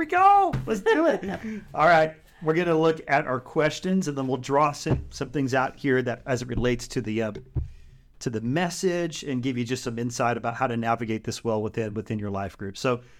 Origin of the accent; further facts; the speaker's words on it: California, United States; I'm from the Bay Area. You're from Missouri.